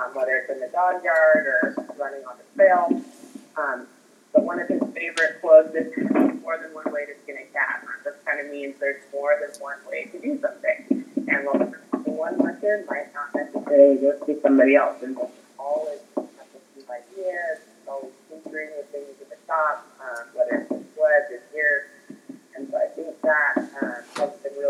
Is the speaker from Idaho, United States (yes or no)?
yes; Victor, Idaho, United States; moved away as an adult; also born or lived in Southern California / Alaska; I grew up in Idaho. I'm from the Teton Valley. Victor, Idaho is my hometown